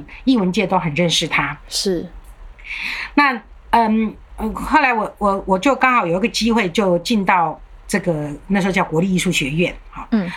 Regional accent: Taiwan; also born or lived in Germany; 我们台湾人

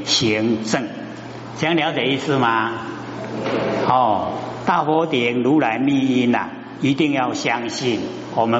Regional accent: China; 那我们都哦，我们中国人呐，有简略的那个习性

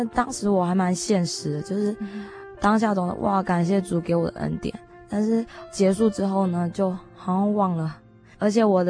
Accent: Miaoli County, Taiwan; also born or lived in Shiquan / Hong Kong; 一半的苗栗人。

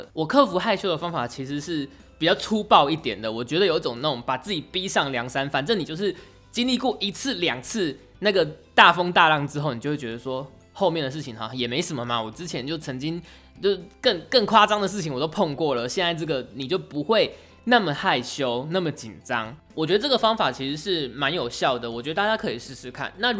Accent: Pingtung County, Taiwan; 因为我是屏东人，所以其实我那个时候念大学的时候，我参加一个叫做屏东校友会的社团，里面全部都是屏东人。因为我是念台北的大学，所以我们这群屏东人呢，就一定是租房子住在学校附近。

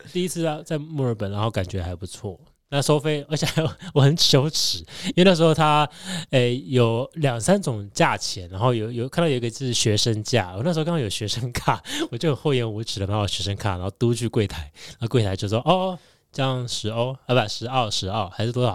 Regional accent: Tainan, Taiwan; now in Taichung, Taiwan; 我是台南人

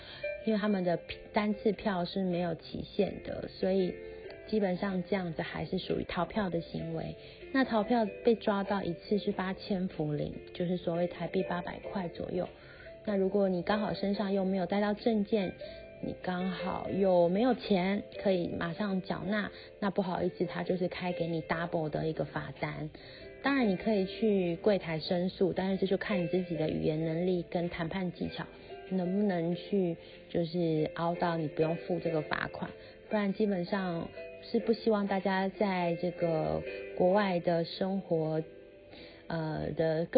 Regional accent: Taiwan; 我们从台湾来的时候，会先买一张大概一 G、三 G、五 G 不等的网卡，先插在手机上面，这样子你一下飞机才有网络可以用。

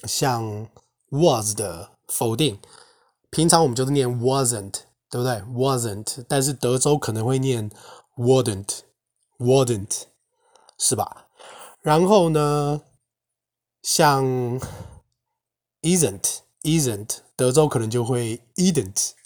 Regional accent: northern Taiwan, Taiwan; accent: northern accent; 就像我今天讲的中文，那也只是我自己的腔调啊，它它就是属于北部的腔调啊

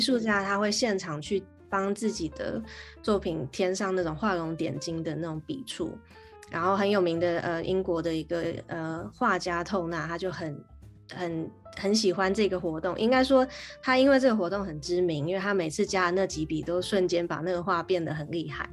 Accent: Taiwan; first language Chinese; moved away as an adult; also born or lived in Canada; now in London, United Kingdom; 在回台湾又要开始念书的时候

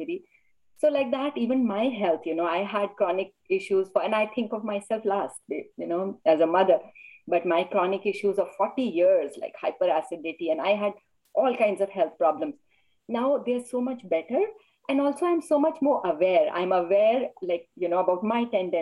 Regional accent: India; now in United States; I grew up in India and then I moved to the US

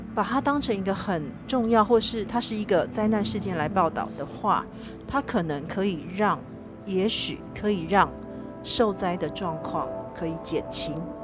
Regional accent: Taiwan; 我一个台湾人

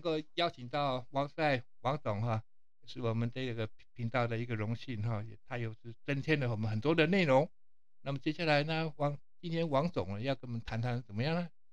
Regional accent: Taiwan; 我们台湾人

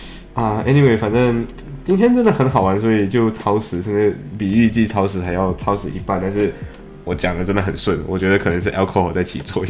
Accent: Malaysia; now in United Kingdom; 就我们马来西亚人会，当我们说不行的时候，我们会说 I can't，对不对？

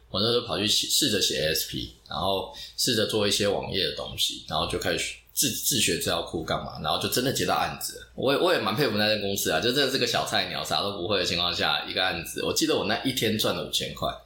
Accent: Dongshi Township, Chiayi County, Taiwan; 其实小时候是在嘉义长大，然后我其实在一个小渔村，就是嘉义县东石乡这个小渔村长大

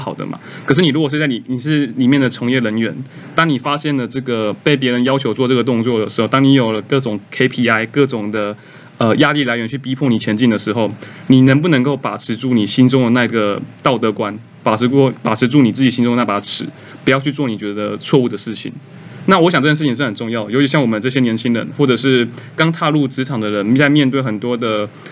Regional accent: Tainan, Taiwan; 我本身是台南人，然后会选择回到台南工作

